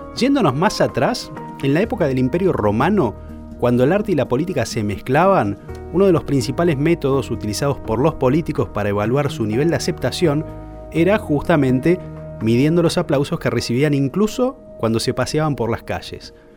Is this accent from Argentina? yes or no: yes; Argentina; also born or lived in Puerto Madryn; Somos los argentinos